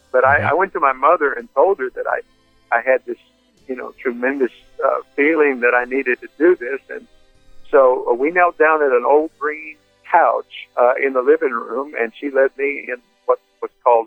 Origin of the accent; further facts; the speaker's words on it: Windsor, Ontario, Canada; I was born in Windsor, Ontario